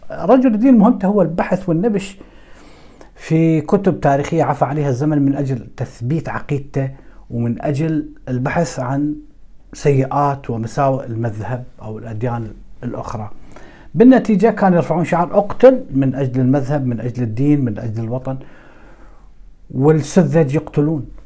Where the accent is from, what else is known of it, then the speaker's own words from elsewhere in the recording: Iraq; بس ما كنت اتوقع انه راح يصير حرب اهليه في بلدي العراق